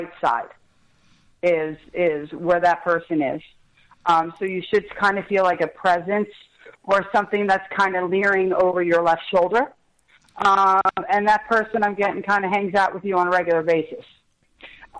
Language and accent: English; Colts Neck, New Jersey, United States; I grew up in Colts Neck